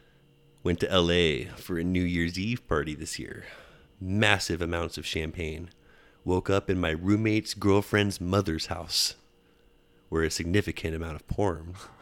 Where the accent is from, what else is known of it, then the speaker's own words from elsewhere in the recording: New York, United States; You know who I am. I'm from New York. Let me back into the country.